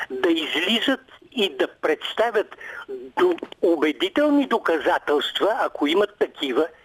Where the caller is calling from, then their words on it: Sofia, Sofia City, Bulgaria; Името ми не е чак толкова важно. От София съм.